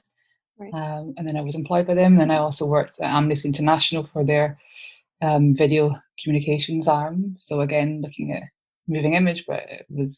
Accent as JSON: {"language": "English", "town": "Glasgow", "region": "Scotland", "country": "United Kingdom", "tie": "born or raised there", "said": "growing up in Glasgow"}